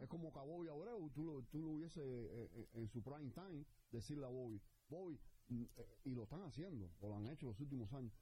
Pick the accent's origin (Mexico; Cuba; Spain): Cuba; soy cubano